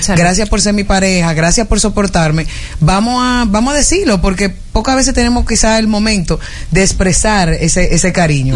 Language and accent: Spanish; Dominican Republic; Nosotros los dominicanos